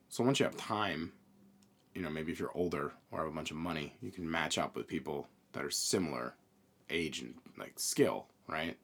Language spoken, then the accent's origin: English; New York, United States; we're from New York